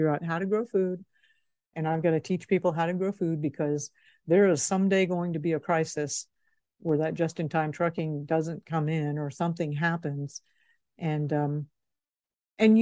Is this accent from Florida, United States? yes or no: yes; Florida, United States; moved away; also born or lived in Hong Kong / Austin, Texas; I grew up in Florida.